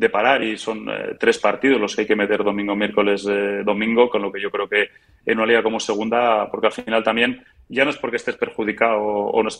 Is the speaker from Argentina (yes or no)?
no; England, United Kingdom; viniendo de, de donde vengo, que es de, Inglaterra, donde hay dos equipos más en, la liga